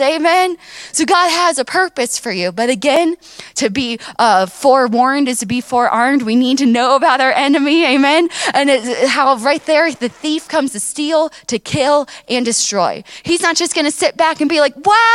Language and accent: English; Miami, Florida, United States; I grew up down in Miami where my grandparents and my parents, they have, you know, a wonderful church down there